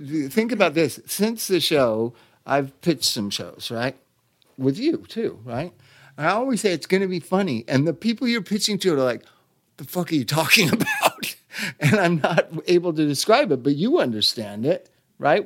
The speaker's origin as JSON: {"language": "English", "town": "Los Angeles", "region": "California", "country": "United States", "tie": "born or raised there", "said": "I'm born and raised in this town"}